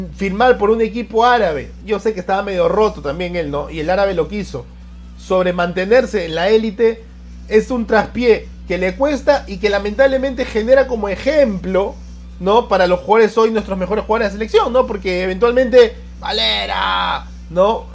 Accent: Peru

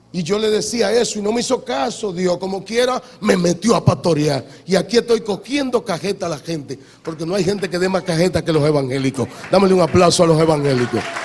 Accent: Hato Mayor del Rey, Hato Mayor, Dominican Republic; now in Santo Domingo, Dominican Republic; yo, que vengo de aquí, de Atomayor, que ustedes conocen. Yo nací en Atomayor, ahí nací

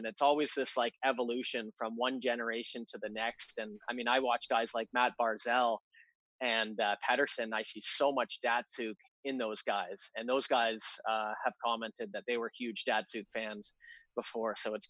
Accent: Canada; You think I'm part Russian. I'm full Canadian.

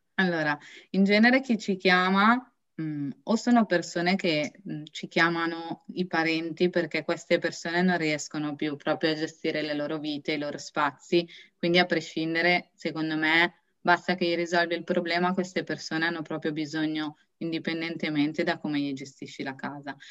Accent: Beura-Cardezza, Piedmont, Italy; vengo da Beura Cardezza

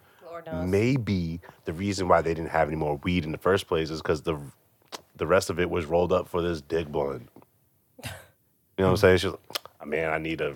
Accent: Massachusetts, United States; We're from Massachusetts

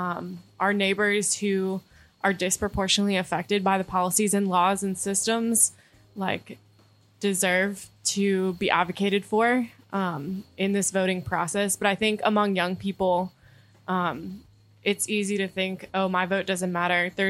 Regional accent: North Carolina, United States; I actually grew up in this area and I'm a third year Duke Divinity and MSW student.

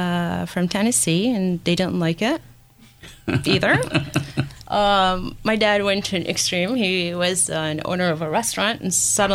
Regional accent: Syria; now in United States; I'm from Syria. My parents actually immigrated in 1990.

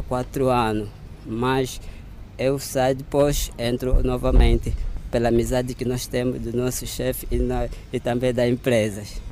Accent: Luanda, Luanda Province, Angola; moved away as an adult; now in Saurimo, Angola; Eu sou de Luanda

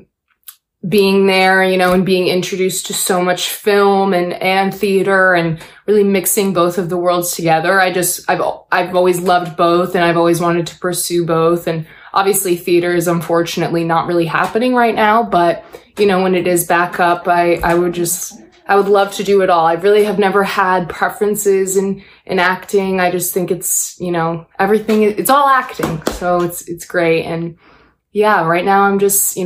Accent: Buffalo, New York, United States; moved away; When I was growing up in Buffalo, I started in theater

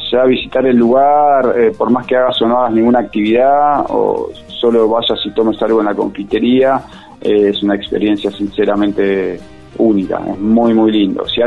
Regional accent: Buenos Aires, Argentina; now in Merlo, Argentina; yo soy de Buenos Aires, hace seis años que vivo acá

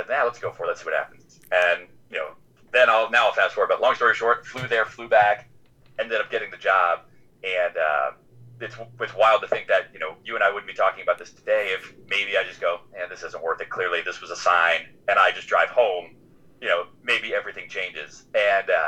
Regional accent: Florida, United States; I grew up in Florida and, you know, lived here the majority of my life

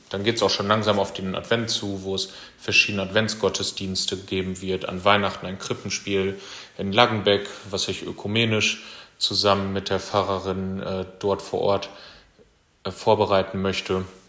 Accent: Nordwalde, North Rhine-Westphalia, Germany; moved away as an adult; also born or lived in Münster / Paderborn / Sassenberg / Füchtorf; now in Riesenbeck, Germany; komme gebürtig aus Nordweide, Kreis Steinfurt

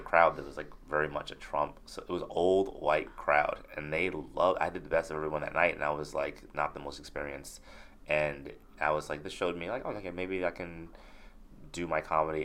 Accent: New York City, New York, United States; I grew up in Crown Heights

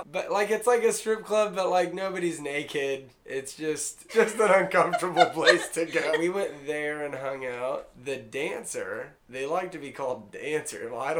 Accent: Hannibal, Missouri, United States; moved away; I'm from Hannibal, Missouri.

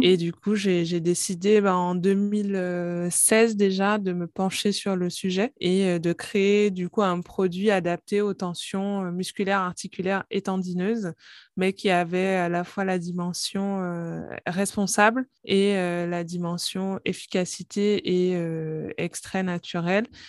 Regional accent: Guadeloupe; moved away as an adult; also born or lived in Paris; je suis originaire de la Guadeloupe j'ai fait mes études de pharmacie à Paris

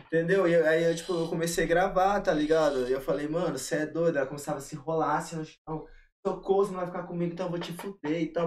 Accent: Cáceres, Mato Grosso, Brazil; moved away; Eu sou de Castres, Interior de Cuiabá, que é a capital de Mato Grosso no coração do Pantanal.

